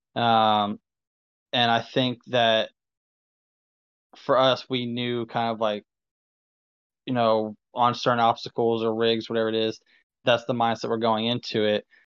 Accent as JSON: {"language": "English", "region": "Ohio", "country": "United States", "moved": "yes", "lives_now": "Kentucky, United States", "said": "It's Ohio, that's my state"}